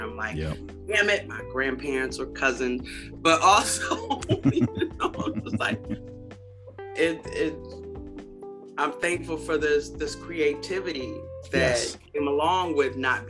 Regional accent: United States; when I grew up in Beloit and Rockford, Mississippi and Arkansas, there were Black businesses that were prominent that we depended on.

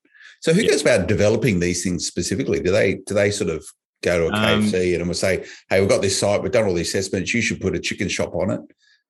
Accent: Blacktown, New South Wales, Australia; I only think about where I grew up out Blacktown in New South Wales, out western suburbs

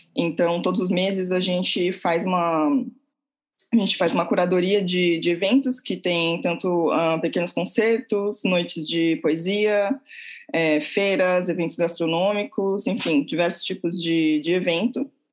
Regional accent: Santos, São Paulo, Brazil; moved away as an adult; now in Portugal; eu sou de Santos, nasci em Santos, litoral de São Paulo. Vivi lá a minha juventude inteira.

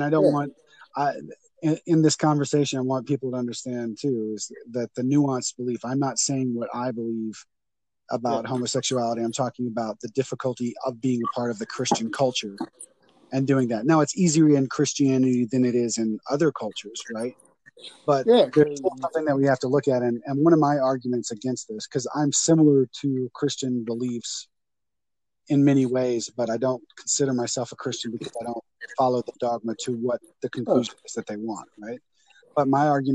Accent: Lafayette, Louisiana, United States; moved away; I'm originally from Louisiana, Lafayette, Louisiana

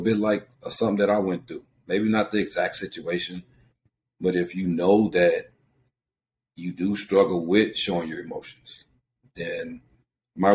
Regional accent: Venice, California, United States; Our little neighborhood, I'm from Venice

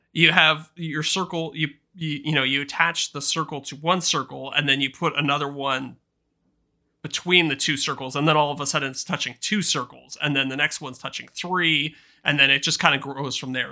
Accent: Canada; As a Canadian

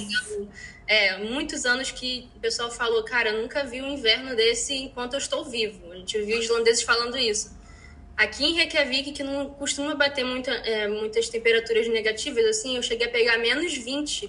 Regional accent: Rio de Janeiro, Brazil; moved away as an adult; now in Iceland; eu sou carioca

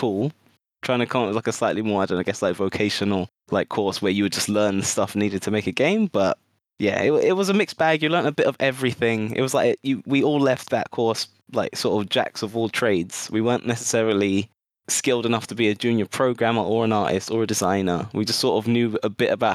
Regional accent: Mitcham, London, United Kingdom; I grew up in a lovely little town in South London called Mitcham

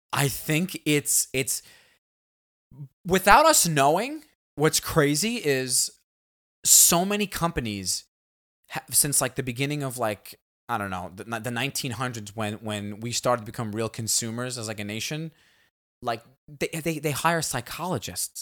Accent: United States; we all growing, growing up in America

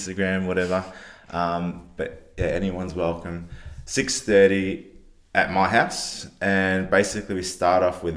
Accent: Fiji; now in Adelaide, Australia; I was born in Fiji

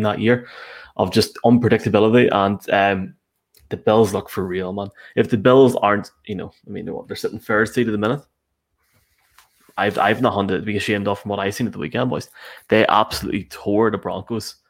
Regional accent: Toronto, Ontario, Canada; accent: Toronto; my bad Toronto accent

